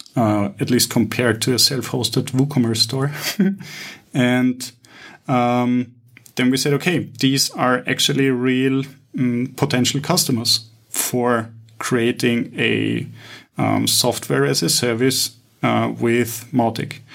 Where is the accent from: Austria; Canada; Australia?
Austria; Vienna; now in Cyprus; I'm initially from Vienna